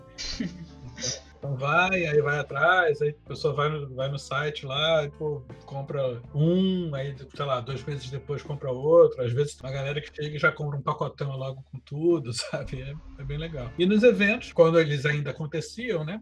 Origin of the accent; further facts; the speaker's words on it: Rio de Janeiro, Brazil; now in São Paulo, Brazil; Sou um carioca, já moro em São Paulo há um tempão.